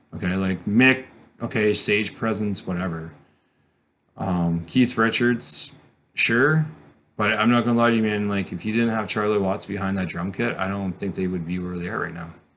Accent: Caledon, Ontario, Canada; also born or lived in New Brunswick; growing up in Caledon

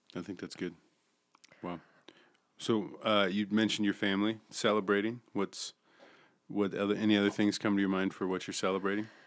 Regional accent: Billings, Montana, United States; born and raised in Billings

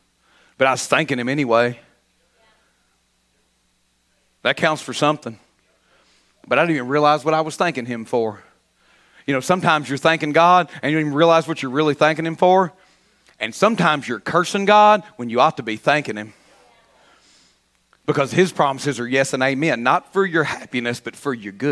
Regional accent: Kentucky, United States; I should be a Christian before I'm a Kentuckian.

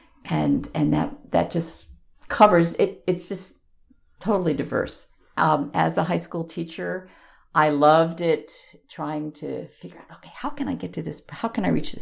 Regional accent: Long Island, New York, United States; moved away; also born or lived in Corvallis, Oregon; When I was growing up on Long Island

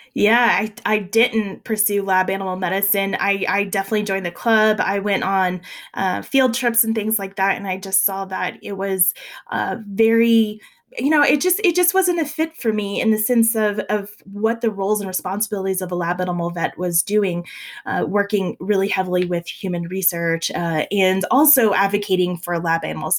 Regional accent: South Louisiana, United States; moved away as an adult; now in Colorado, United States; I'm from South Louisiana

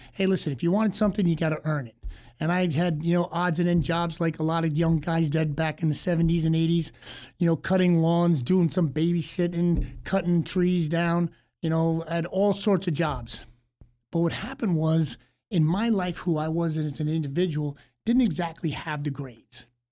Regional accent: East Coast, United States; growing up on the East Coast

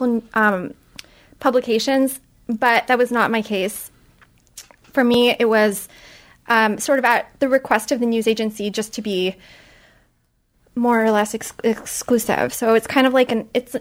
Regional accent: Montreal, Quebec, Canada; moved away; also born or lived in London; I'm from Montreal

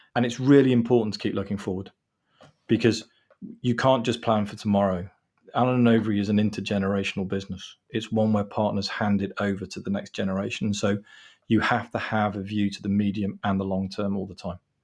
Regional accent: England, United Kingdom; I'm actually English

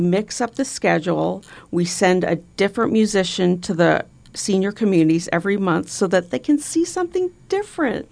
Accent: Bellevue, Nebraska, United States; proud to have grown up in Bellevue

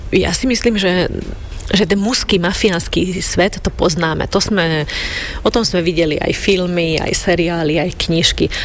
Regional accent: Šamorín, Trnava Region, Slovakia; Ja som vyrastala v Šamoríne

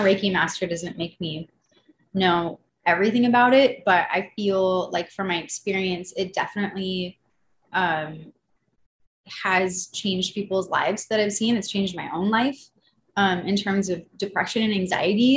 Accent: Malibu, California, United States; I grew up in Malibu, California

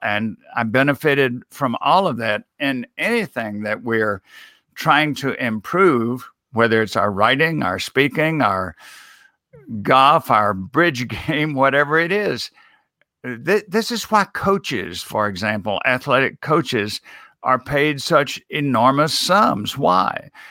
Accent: Mississippi, United States; I was a, a student in my home state of Mississippi at Millsaps College

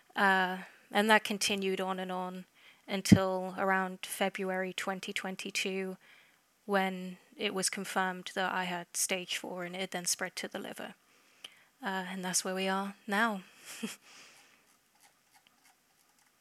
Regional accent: England, United Kingdom; I'm from England, if you can't tell by the accent already.

